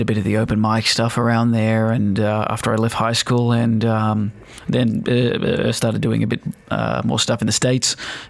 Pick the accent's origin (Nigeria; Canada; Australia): Australia; Sydney, New South Wales; now in Dubai, United Arab Emirates; growing up, I was born in Sydney, Australia, Italian and Chilean background, so no Aussie blood, but by default.